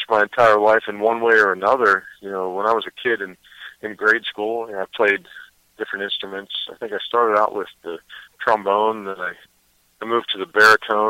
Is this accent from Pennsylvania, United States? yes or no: yes; Pittsburgh, Pennsylvania, United States; also born or lived in Los Angeles; I am in Pittsburgh, Pennsylvania, my hometown.